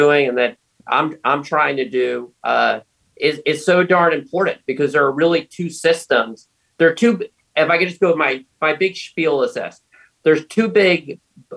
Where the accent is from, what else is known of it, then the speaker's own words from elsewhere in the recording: New York, United States; moved away as an adult; also born or lived in Arizona / California; I'm coming from New York or where I grew up, or California, where I am right now